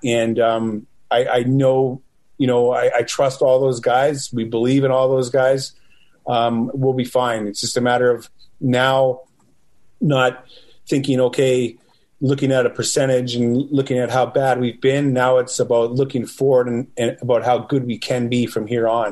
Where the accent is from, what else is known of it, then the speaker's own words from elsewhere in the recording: Western Canada, Canada; also born or lived in Eau Claire, Wisconsin; I'm from Western Canada